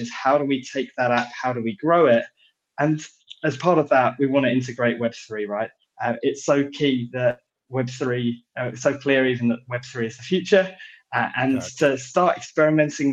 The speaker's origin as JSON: {"language": "English", "region": "London", "country": "United Kingdom", "tie": "born or raised there", "accent": "British", "said": "I'm British, so I'm based here in London in the UK"}